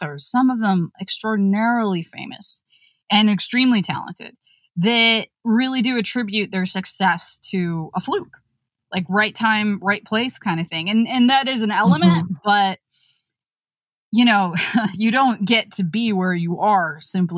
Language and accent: English; West Virginia, United States; moved away; We're from West Virginia